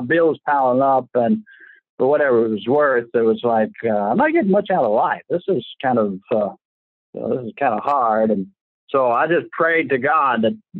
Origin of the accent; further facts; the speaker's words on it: Louisville, Kentucky, United States; now in Somerset, United States; I was born in Louisville, Kentucky